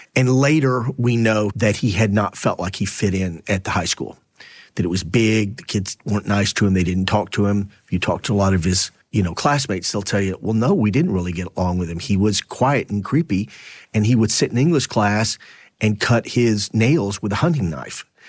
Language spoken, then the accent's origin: English; Temple, Texas, United States; moved away; my hometown